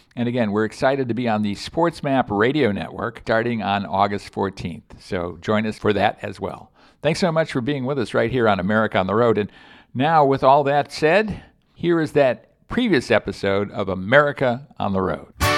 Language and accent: English; Chicago, Illinois, United States; moved away; I grew up in Chicago with below zero weather frequently